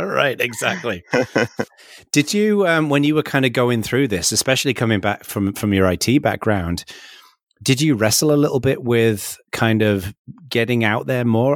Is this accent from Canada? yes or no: no; England, United Kingdom; now in California, United States; I'm English